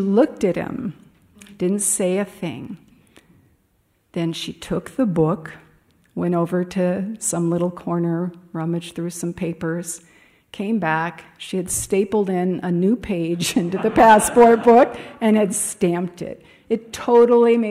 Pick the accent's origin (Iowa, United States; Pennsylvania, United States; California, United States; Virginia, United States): California, United States; Los Angeles; moved away as an adult; now in Ananda Village, United States; my mother's home where I grew up in Pacific Palisades